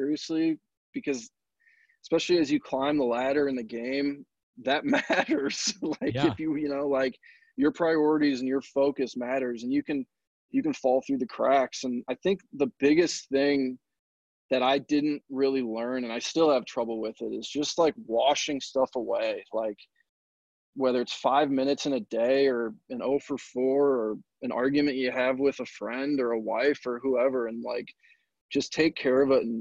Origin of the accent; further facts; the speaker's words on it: St. Louis, Missouri, United States; also born or lived in Texas; I was born in Texas, but I moved to St. Louis when I was three. So kind of grew up